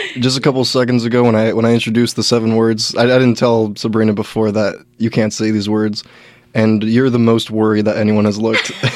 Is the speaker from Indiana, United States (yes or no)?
no; Gilroy, California, United States; now in Portland, United States; I'm from Gilroy, 30 minutes away